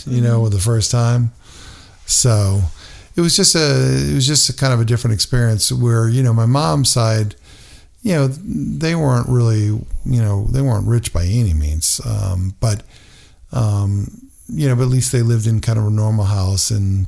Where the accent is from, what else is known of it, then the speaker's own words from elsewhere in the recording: Connecticut, United States; because growing up in Connecticut, it could be pretty cold.